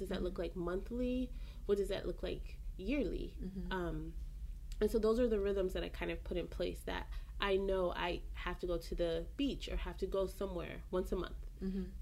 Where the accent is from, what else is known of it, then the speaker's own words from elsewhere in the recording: Belize; I'm from Belize